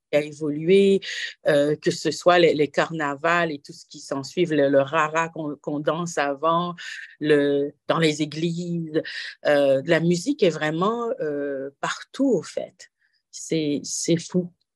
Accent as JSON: {"language": "French", "country": "Haiti", "tie": "born or raised there", "also_born_or_lived": "Switzerland", "moved": "as an adult", "lives_now": "Toronto, Canada", "said": "je suis né en Haïti et ça fait 18 hivers que, je suis euh, au Canada"}